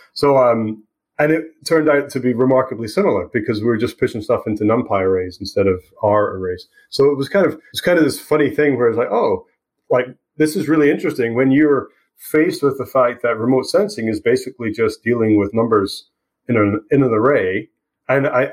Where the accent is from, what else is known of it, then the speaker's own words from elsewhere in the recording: Scotland, United Kingdom; moved away as an adult; also born or lived in Aberdeen; now in British Columbia, Canada; I left Scotland, what, 15, 17 years ago